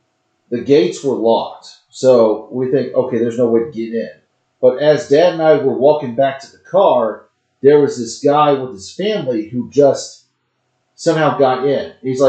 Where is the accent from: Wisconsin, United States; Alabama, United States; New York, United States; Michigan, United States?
Alabama, United States; Huntsville; we're from Huntsville, Alabama.